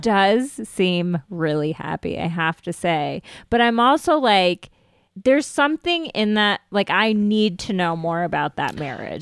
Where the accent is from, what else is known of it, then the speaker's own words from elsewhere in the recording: United States; I am Indian American